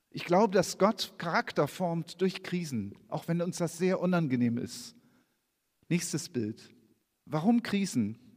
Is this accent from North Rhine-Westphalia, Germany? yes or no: no; Hanover, Lower Saxony, Germany; so wie wenn ich in Kiel bin, ich komme aus Hannover und springe und ich habe keine Ahnung, ich hänge total von diesem Navi ab.